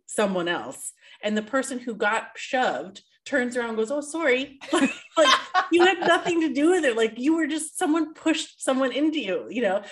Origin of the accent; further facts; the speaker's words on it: Canada; we, Canadians, as a Canadian